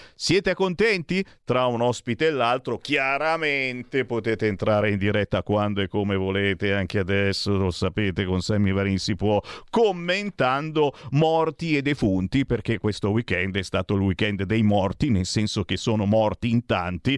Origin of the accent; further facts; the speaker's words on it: Legnano, Lombardy, Italy; anch'io sono dell'Alto Milanese, di Legnano